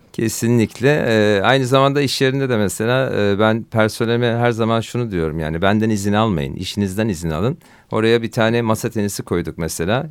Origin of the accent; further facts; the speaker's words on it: Bandırma, Balıkesir, Turkey; ben 1972 Bandırma doğumluyum